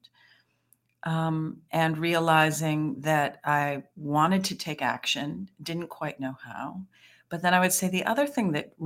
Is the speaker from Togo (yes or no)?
no; Michigan, United States; I was born and raised in Michigan